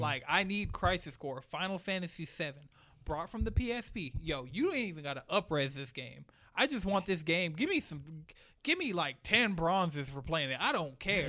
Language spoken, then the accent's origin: English; Atlanta, Georgia, United States; also born or lived in New York; I've lived in Atlanta for twenty-two years